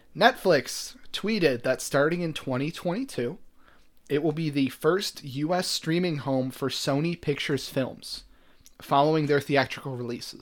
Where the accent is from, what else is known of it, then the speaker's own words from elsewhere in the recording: Buffalo, New York, United States; we're from Buffalo originally.